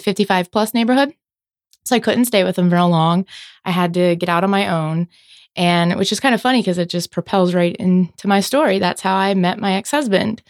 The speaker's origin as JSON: {"language": "English", "area": "Philadelphia area", "region": "New Jersey", "country": "United States", "tie": "born or raised there", "moved": "as an adult", "lives_now": "Florida, United States", "said": "born and raised in New Jersey, Philadelphia area. Moved down here about fifteen years ago"}